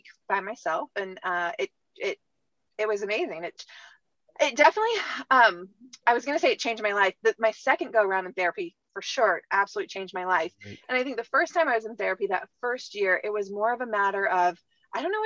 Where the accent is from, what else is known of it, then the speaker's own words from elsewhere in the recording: Midwest, United States; moved away as an adult; also born or lived in New York; now in California, United States; I'm from the Midwest